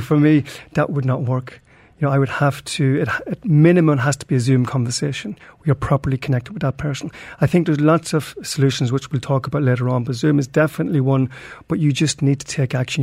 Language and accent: English; Ireland; now in Dubai, United Arab Emirates